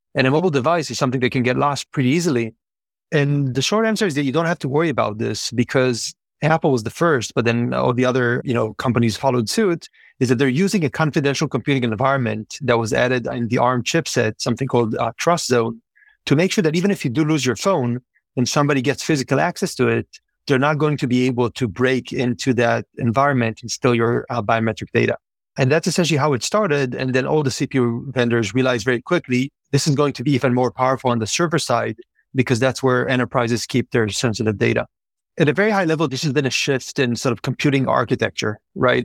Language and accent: English; Israel; moved away; born and raised in Israel